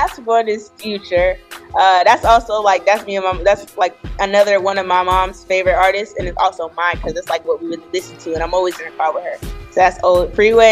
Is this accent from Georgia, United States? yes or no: yes; Atlanta, Georgia, United States; I'm from Atlanta